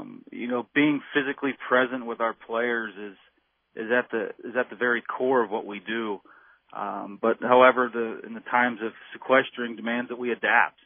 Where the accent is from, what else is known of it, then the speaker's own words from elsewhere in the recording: Pittsburgh, Pennsylvania, United States; I was born in Beachview and grew up in the South Hills